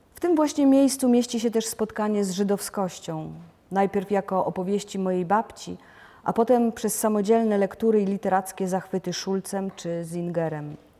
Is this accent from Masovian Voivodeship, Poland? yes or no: no; Lubusz Land, western Poland, Lubusz Voivodeship, Poland; moved away as an adult; also born or lived in Lower Silesia / Warsaw; Przyszłam na świat w 1962 roku na zachodnich rubieżach Polski, w historycznie rzecz biorąc wschodniej Brandenburgii, czy może lepiej powiedzieć na ziemi lubuskiej